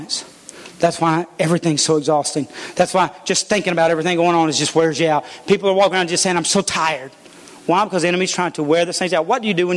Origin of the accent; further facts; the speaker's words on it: United States; I'm an American